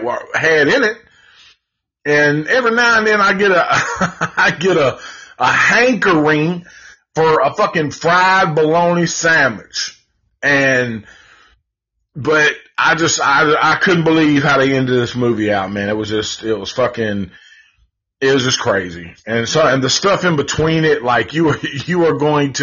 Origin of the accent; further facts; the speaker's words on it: Nashville, Tennessee, United States; I'm from Nashville, Tennessee